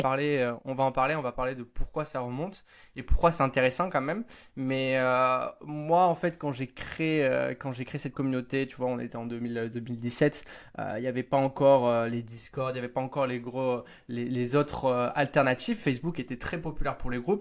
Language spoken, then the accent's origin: French; Hossegor, Nouvelle-Aquitaine, France; je suis né vraiment au bord de mer, à Osegor.